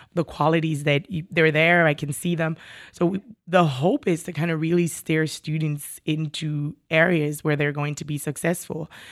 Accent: Jamaica; moved away as an adult; also born or lived in New York City; now in Burlington County, United States; I was born and raised in Jamaica, West Indies, migrated to New York City, um, for graduate studies, uh, and I'm still here.

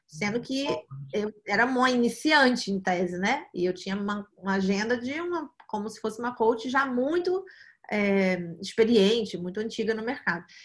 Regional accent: Rio de Janeiro, Brazil; also born or lived in New York, United States / São Paulo, Brazil; Eu, eu, nasci aqui no Rio eh, de Janeiro, aqui no Brasil, e vivi a vida quase toda aqui

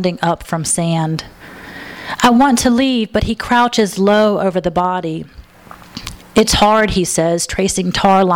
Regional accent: Alabama, United States; moved away as an adult; now in Los Angeles, United States; I'm originally from Alabama

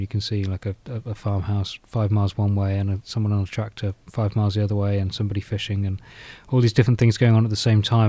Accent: South Norfolk, East of England, United Kingdom; now in Nottingham, United Kingdom; I grew up in South Norfolk

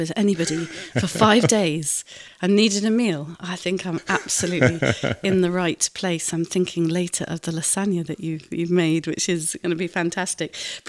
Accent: Cleethorpes, Yorkshire and the Humber, United Kingdom; I'm from Cleethorpes.

